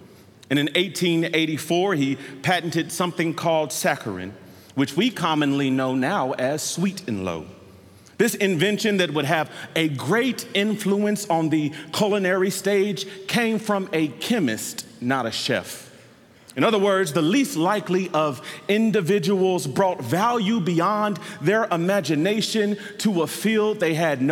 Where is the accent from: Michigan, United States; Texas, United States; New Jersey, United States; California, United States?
Texas, United States; Mesquite; also born or lived in Oklahoma; I am from Mesquite, Texas, and I went to college, you all are gonna love this, at the University of Oklahoma